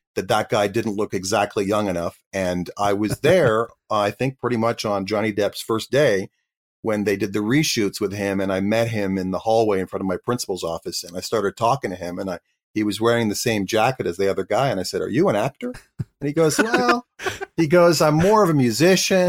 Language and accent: English; Canada; I was an actor from Canada